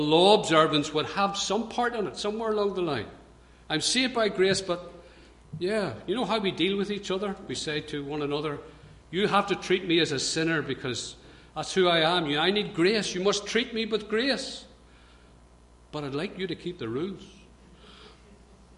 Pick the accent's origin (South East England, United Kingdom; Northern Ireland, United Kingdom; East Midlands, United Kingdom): Northern Ireland, United Kingdom; Belfast; I grew up in Belfast